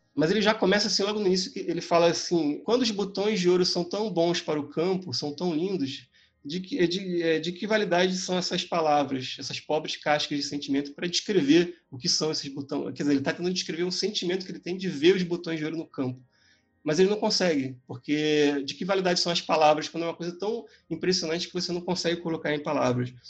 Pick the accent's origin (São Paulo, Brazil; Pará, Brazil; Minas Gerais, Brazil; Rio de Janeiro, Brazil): Rio de Janeiro, Brazil; eu nasci no Rio de Janeiro, eu morava ali na Gávea, perto do Clube do Flamengo